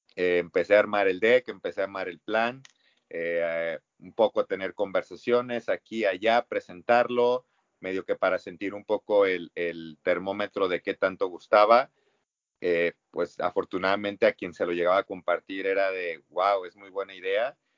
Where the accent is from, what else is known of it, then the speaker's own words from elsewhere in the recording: Mexico; como mexicano que lo vives todos los años